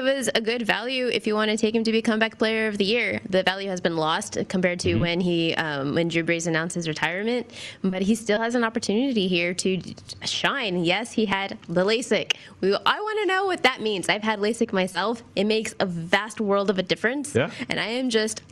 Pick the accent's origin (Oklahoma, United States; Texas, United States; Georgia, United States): Texas, United States; I'm from Texas, and I came in from Austin just last night